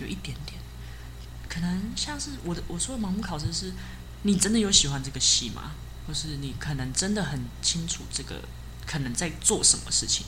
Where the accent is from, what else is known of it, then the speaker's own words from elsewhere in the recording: Hsinchu, Taiwan; 我是新竹人